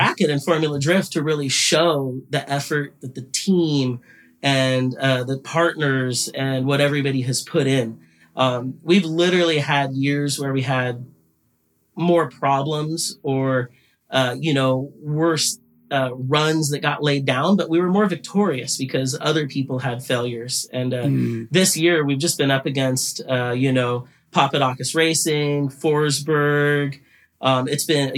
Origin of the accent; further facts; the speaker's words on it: United States; I'm an American driver